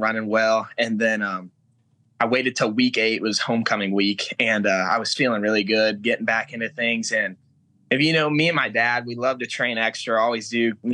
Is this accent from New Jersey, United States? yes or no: no; Muncie, Indiana, United States; moved away as an adult; now in Los Angeles, United States; I'm actually from Indiana